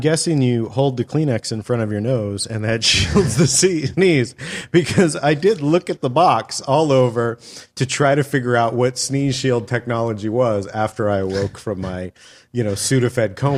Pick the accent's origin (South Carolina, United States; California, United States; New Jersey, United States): California, United States; I was born and raised here